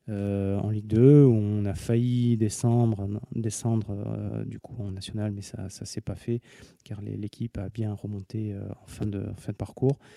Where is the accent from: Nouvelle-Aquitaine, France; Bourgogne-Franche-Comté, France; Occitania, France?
Occitania, France; Montpellier; also born or lived in Tours; j'ai 42 ans, je suis le, médecin un des médecins de l'équipe de foot euh, de, Montpellier qui est en Ligue 1. Je suis né à Montpellier